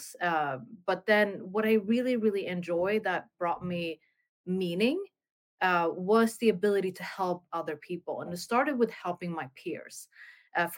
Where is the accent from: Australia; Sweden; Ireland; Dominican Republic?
Sweden; born and raised in Sweden